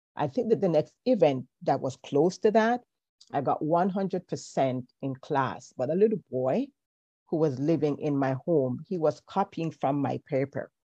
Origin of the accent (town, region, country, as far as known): Kingston, Jamaica; born or raised there